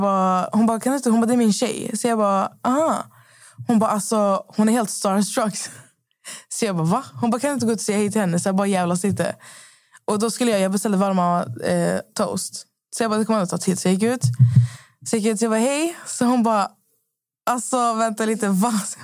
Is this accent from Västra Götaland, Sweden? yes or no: yes; Skövde, Västra Götaland, Sweden; moved away; Jag var ju hemma i Skövde i fyra dagar